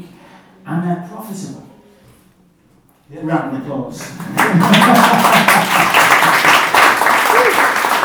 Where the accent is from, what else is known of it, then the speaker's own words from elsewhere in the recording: United Kingdom; As British people